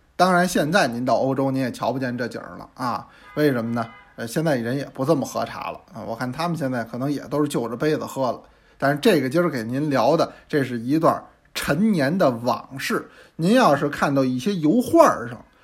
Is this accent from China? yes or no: yes; China; 我这是一中国人，啊，我这胃我也是中国的，原装的